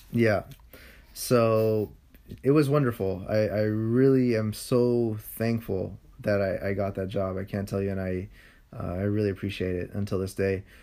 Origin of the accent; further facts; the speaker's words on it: San Francisco, California, United States; I grew up in a part of this city that's called the Sunset